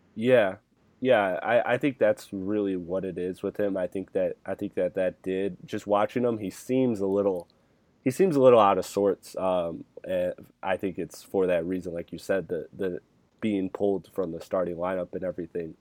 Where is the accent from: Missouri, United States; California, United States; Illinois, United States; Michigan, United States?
Michigan, United States; I'm from the Michigan area